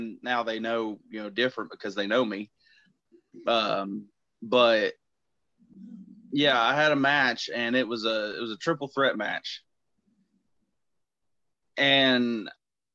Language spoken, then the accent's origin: English; Kingsport, Tennessee, United States; my home state in Kingsport, Tennessee